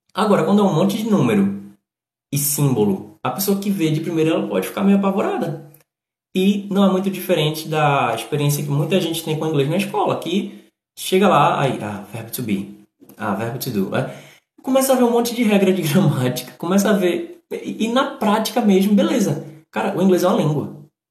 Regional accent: Northeast Region, Brazil; accent: nordestino

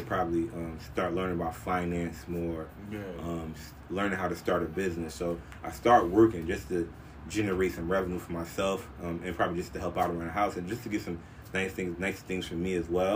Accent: Orange, New Jersey, United States; I'm actually from Orange, New Jersey

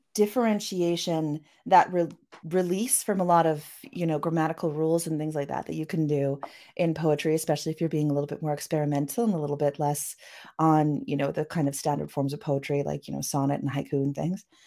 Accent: Canada; I am a Canadian cyberpunk and myth punk author

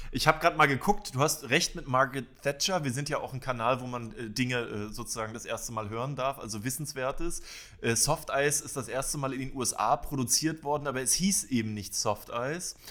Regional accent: Schwerin, Mecklenburg-Vorpommern, Germany; Ich komme aus Schwerin und habe am Schweriner See dort in einem Eisladen äh, an der Softeismaschine gestanden.

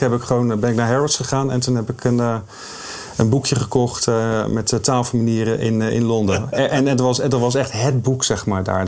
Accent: Rotterdam, South Holland, Netherlands

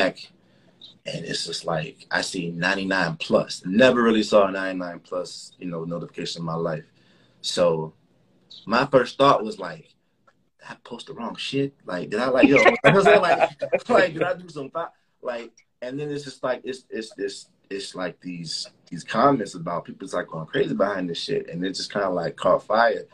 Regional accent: Miami, Florida, United States; also born or lived in Chicago, Illinois; I'm from, you know, Miami's home, but I was born in Chicago

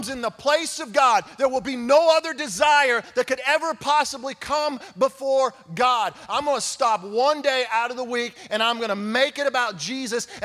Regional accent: Oklahoma, United States; we're all from Oklahoma

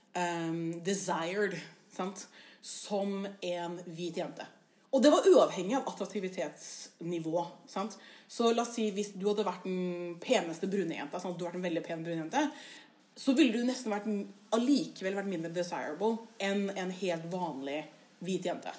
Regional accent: Oslo, Norway; now in Bergen, Norway; jeg er jo fra Oslo. Og jeg er jo fra østkanten i Oslo.

